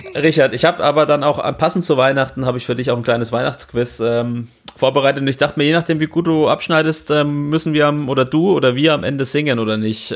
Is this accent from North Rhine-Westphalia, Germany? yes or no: no; Franconia, Bavaria, Germany; als Franke